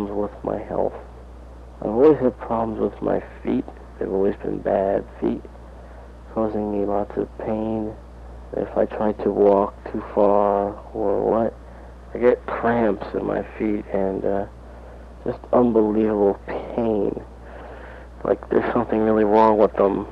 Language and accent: English; Lindenhurst, New York, United States; also born or lived in Amityville, New York; Grew up in Lindenhurst, New York. Went to Lindenhurst High School